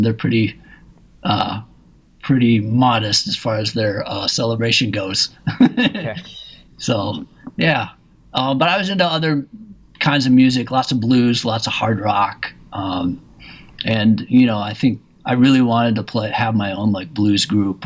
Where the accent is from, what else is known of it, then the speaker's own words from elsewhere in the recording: Minneapolis, Minnesota, United States; I ended up staying at in my hometown of Minneapolis